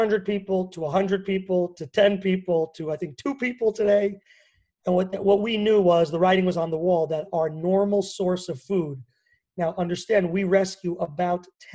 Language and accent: English; New York, United States; also born or lived in Washington; now in Israel; New York specifically, where I grew up, as you can probably hear. But although they say I don't have a strong New York accent